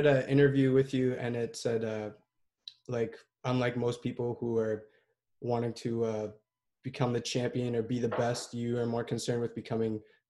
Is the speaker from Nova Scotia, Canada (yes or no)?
no; Ottawa, Ontario, Canada; in Barrhaven. I'm from Ottawa.